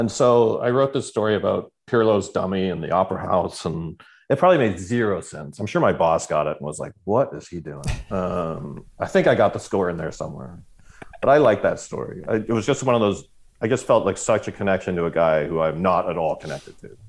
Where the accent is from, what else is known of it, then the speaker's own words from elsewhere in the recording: Canada; as a Canadian